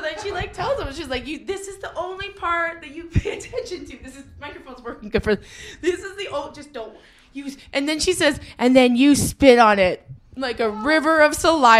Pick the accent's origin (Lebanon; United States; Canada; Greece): Canada